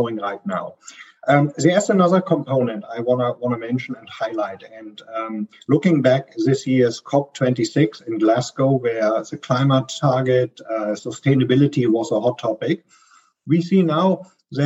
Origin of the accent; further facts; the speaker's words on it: Germany; accent: German; English is a second language; I'm a German, as you can hear from my strong accent, I'm based here out of Frankfurt, Germany